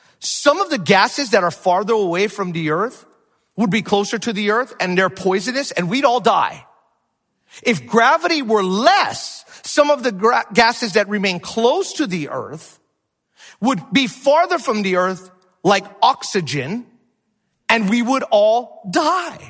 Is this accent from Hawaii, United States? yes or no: yes; Hawaii, United States; moved away; also born or lived in Minnesota; I'm from Hawaii.